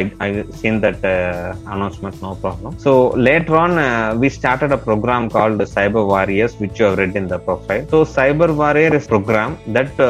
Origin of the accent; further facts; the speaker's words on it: Salem, Tamil Nadu, India; also born or lived in Hyderabad; later, after 2015, I came back to Salem as well, which is my hometown